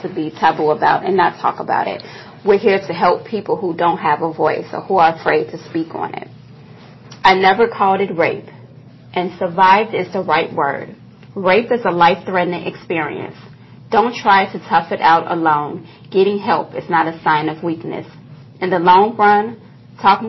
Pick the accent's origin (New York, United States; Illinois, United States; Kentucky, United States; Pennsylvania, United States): Illinois, United States; Chicago; I was born here in Chicago in Inglewood, which, as of you know, is a rough part of the city, but I'm proud of it. Growing up in Inglewood